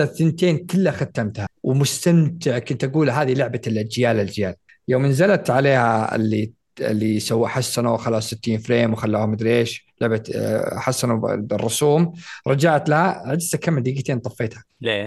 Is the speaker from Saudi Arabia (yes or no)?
yes; Saudi Arabia; عندنا في السعوديه